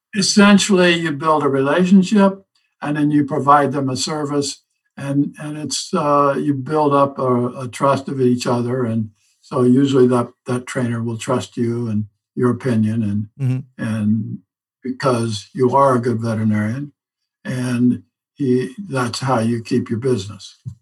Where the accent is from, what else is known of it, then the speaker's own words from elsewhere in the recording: Southern Illinois, United States; now in North Carolina, United States; I grew up in Southern Illinois on a farm.